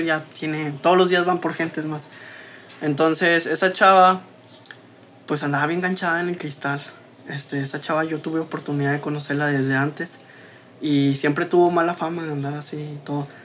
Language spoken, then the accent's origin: Spanish; Saltillo, Coahuila, Mexico; yo también crecí aquí en Guayulera, yo soy de aquí de Guayulera